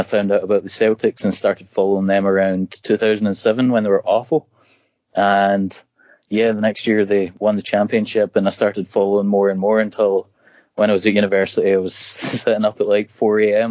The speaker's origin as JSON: {"language": "English", "region": "Scotland", "country": "United Kingdom", "moved": "as an adult", "lives_now": "State College, United States", "said": "I'm actually from Scotland"}